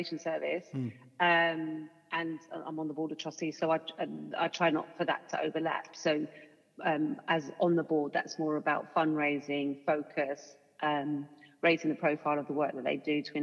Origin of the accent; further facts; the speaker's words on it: London, United Kingdom; I was kind of born and bred in Hackney